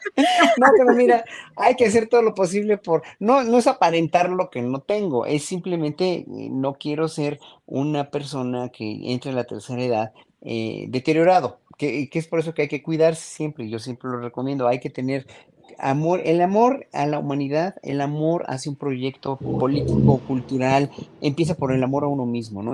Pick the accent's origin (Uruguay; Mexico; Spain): Mexico